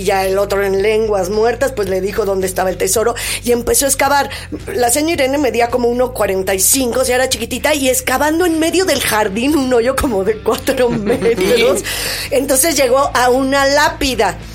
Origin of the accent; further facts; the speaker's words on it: Mexico City, Mexico; Yo nací en Coyoacán y en la casa de Coyoacán